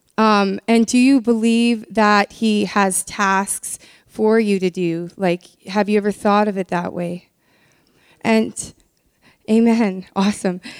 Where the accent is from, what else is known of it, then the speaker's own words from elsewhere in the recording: Canada; I've been born and raised in Canada